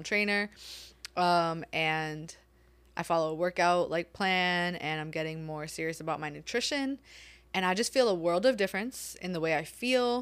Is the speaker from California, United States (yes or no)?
no; New York City, New York, United States; moved away as an adult; also born or lived in Japan; I'm born and raised in New York City, Staten Island.